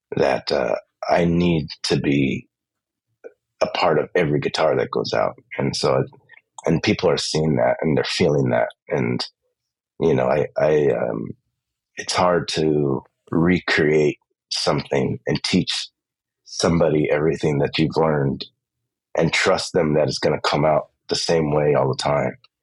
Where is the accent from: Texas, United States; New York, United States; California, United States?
California, United States; Los Angeles; I grew up in East